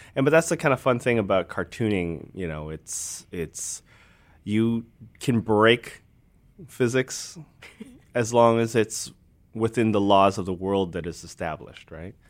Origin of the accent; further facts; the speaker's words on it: Alberta, Canada; I grew up in Alberta, so Bret the Hitman Hart was, like, he was the, the man in, in where my hometown was